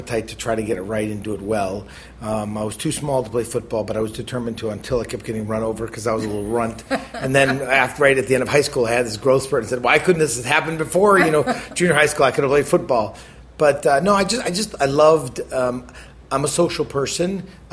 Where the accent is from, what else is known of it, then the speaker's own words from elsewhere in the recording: Milwaukee, Wisconsin, United States; moved away; I grew up in Milwaukee